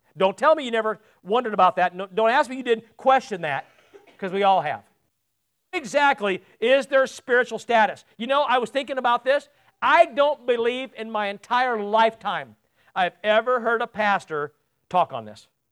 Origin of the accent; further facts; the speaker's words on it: United States; also born or lived in England; me as an American